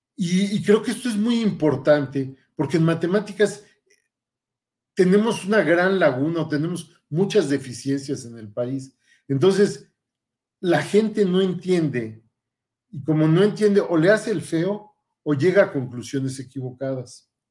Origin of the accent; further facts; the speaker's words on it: Mexico City, Mexico; moved away as an adult; also born or lived in Paris, France; now in Saltillo, Mexico; soy originario del Distrito Federal, antes Distrito Federal, ahora Ciudad de México, donde tuve mi formación.